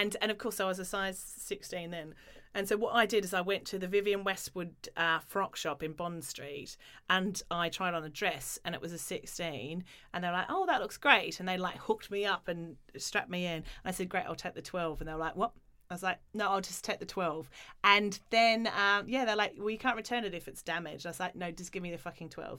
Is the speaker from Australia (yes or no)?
yes; Australia; moved away; I grew up in Australia where you know you didn't wear many clothes and it was very sport driven